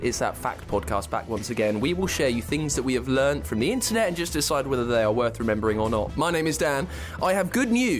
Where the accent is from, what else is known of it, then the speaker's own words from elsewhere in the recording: Berkshire, South East England, United Kingdom; I grew up in the home counties